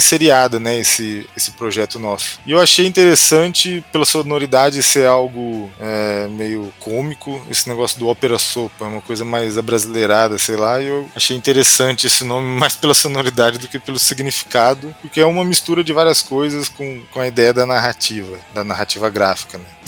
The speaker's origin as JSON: {"language": "Portuguese", "town": "Franca", "region": "São Paulo", "country": "Brazil", "tie": "born or raised there", "said": "no interior de São Paulo, que eu sou de Franca, né? Cresci lá."}